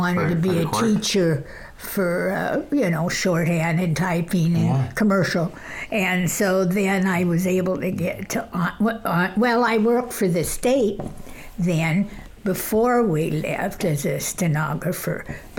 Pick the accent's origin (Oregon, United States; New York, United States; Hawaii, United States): Oregon, United States; Monitor; my uncle had a dairy, and our farm was a mile and a half down south of that. We were 3 miles north of Monitor.